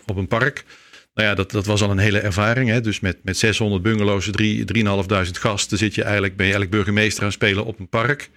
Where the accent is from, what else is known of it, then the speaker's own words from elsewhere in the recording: Leut, Flanders, Belgium; moved away; ik ben een Nederlander die in eh, België geboren is. Dus ik ben een, een Vlaming met een Nederlands paspoort